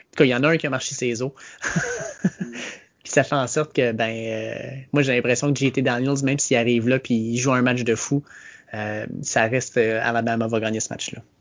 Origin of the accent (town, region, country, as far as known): Quebec, Canada